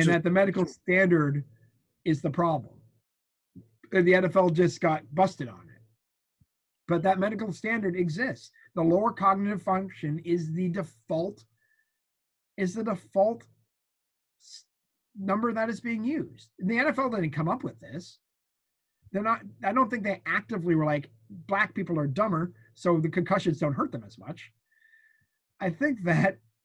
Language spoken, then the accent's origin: English; Winchester, Massachusetts, United States; I grew up in Winchester, Massachusetts.